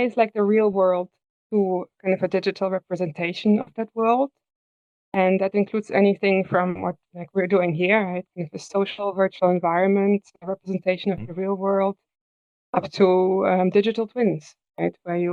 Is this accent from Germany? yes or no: yes; Germany; now in Netherlands; I live in the Netherlands. I'm from Germany.